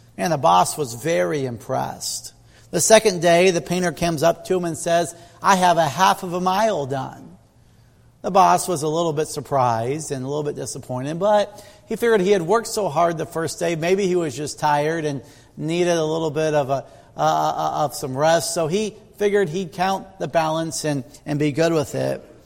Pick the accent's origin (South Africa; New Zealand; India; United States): United States; Midwest; as a kid growing up in the Midwest